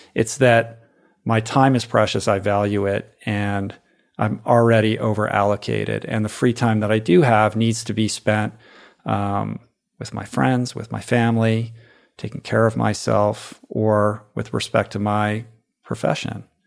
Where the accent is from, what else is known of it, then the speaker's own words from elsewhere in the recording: Washington, District of Columbia, United States; I grew up in Washington, D C.